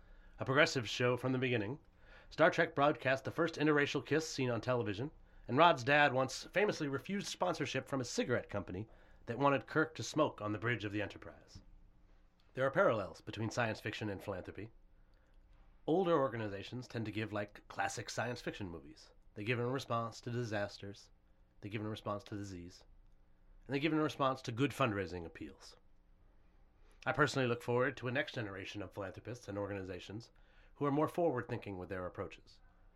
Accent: Maine, United States; I grew up in Maine, okay. And this is like the anti-Maine.

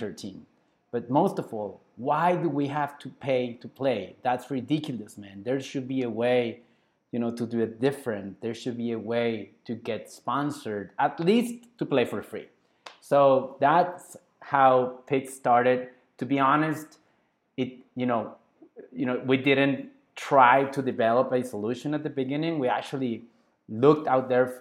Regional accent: Culiacán, Sinaloa, Mexico; now in Guadalajara, Mexico; my hometown is Culiacán, Sinaloa

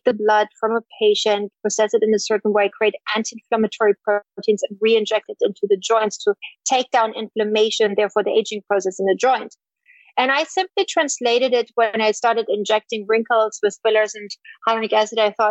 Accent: East Germany, Germany; moved away; I grew up in East Germany

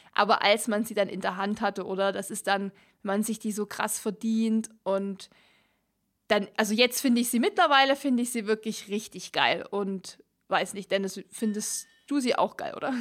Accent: Germany; uns jetzt als ähm, Deutsche

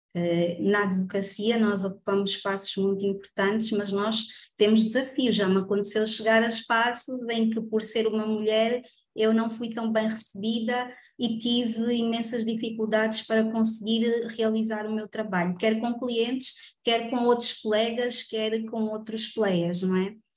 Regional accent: Angola; sou angolana de alma, coração

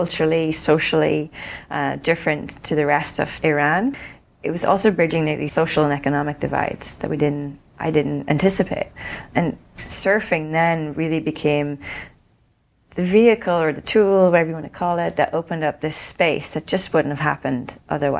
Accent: Ireland; I grew up in Ireland

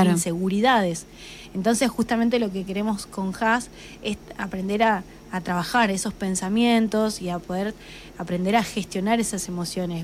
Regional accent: Macachín, La Pampa, Argentina; ambas somos de Macachín también

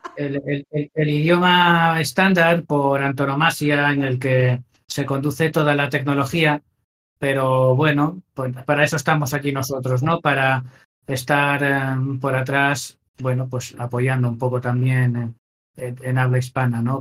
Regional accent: Asturias, Spain; moved away; yo soy de Asturias

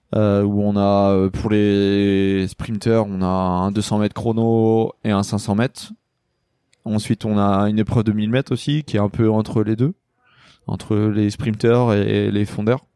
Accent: Lamballe, Brittany, France; j'ai commencé à Lamballe, donc euh, moi je suis de Lamballe

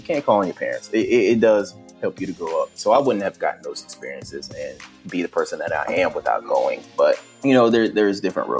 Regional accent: Panama; born there; also born or lived in Germany / New York / Virginia / New Jersey; I was born in Panama. Both my parents were in the army for about 20-something years. So we traveled all over the place. I lived in Germany. My mother's from Trinidad, so we visited there a few times. We lived in New York, Virginia, New Jersey, Pennsylvania.

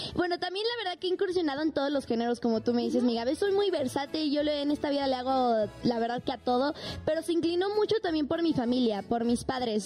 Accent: Mexico City, Mexico; soy mexicana soy aquí de la Ciudad de México, soy chilanga

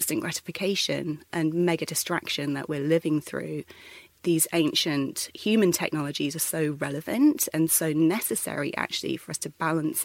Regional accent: London, United Kingdom; I'm from the UK originally, born and bred in London

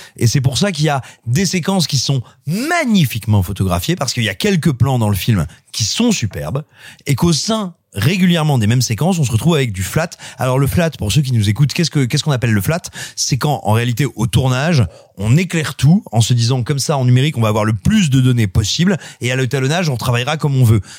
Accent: Auvergne-Rhône-Alpes, France; je suis auvergnat

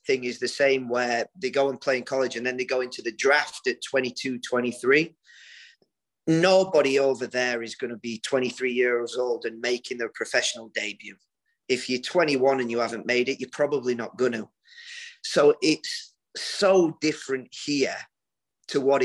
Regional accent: Yorkshire and the Humber, United Kingdom; moved away as an adult; also born or lived in Derby / Sheffield; now in South Carolina, United States; We grew up together in East Yorkshire

